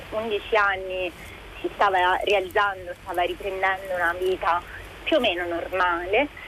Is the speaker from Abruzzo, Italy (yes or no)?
yes; L'Aquila, Abruzzo, Italy; now in Rome, Italy; e chiamo dall'Aquila. Eh, vivo a Roma generalmente, ma per via della pandemia eh, sono rimasta bloccata qui nella mia città natale